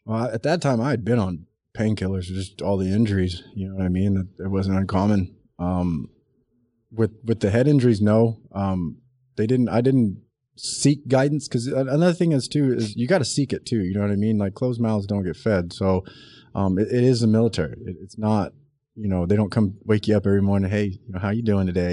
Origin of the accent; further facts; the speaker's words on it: South Texas, United States; I grew up in South Texas